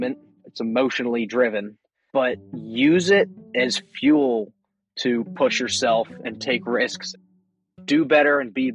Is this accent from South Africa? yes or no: no; Pasadena, Maryland, United States; I am from Pasadena, Maryland, pretty much raised here, and I am in Pasadena, Maryland now.